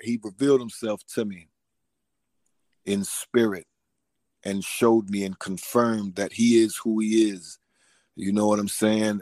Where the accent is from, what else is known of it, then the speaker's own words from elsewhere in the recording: Newport News, Virginia, United States; now in Atlanta, United States; I'm from Newport News, Virginia. Right now, I'm living in Georgia, though, in the Atlanta area